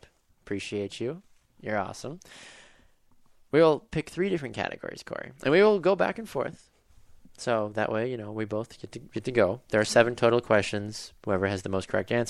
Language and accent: English; Florida, United States; I'm from Florida.